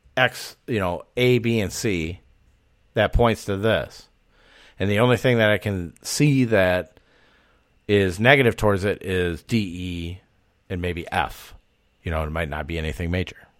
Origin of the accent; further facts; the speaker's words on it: Wisconsin, United States; accent: Wisconsin; my Wisconsin accent